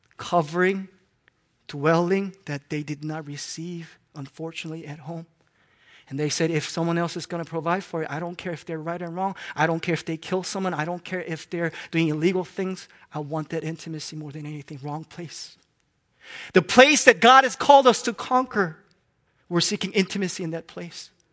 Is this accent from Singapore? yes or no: no; Hong Kong; moved away; I grew up in Hong Kong